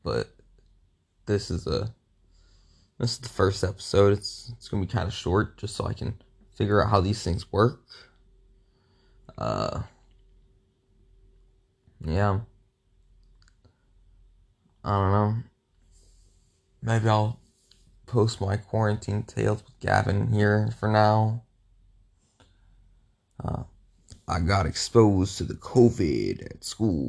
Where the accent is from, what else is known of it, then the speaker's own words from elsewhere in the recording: Midwest, United States; I'm from the Midwest